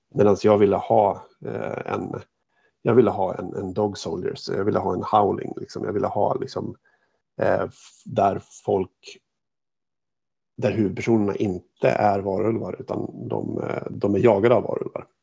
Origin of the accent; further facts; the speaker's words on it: Hofors, Gävleborg County, Sweden; moved away; jag var hemma i Hofors och besökte mina föräldrar